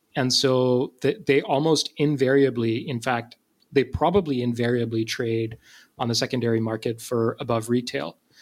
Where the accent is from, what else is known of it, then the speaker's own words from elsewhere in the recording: Pakistan; moved away; I'm from Pakistan and I had uh, kids in my class who were named both of those names.